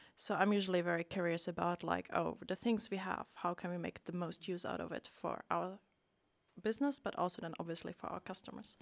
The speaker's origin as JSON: {"language": "English", "country": "Germany", "moved": "as an adult", "lives_now": "Sweden", "said": "I'm originally from Germany. Came to Sweden about ten years ago for my studies"}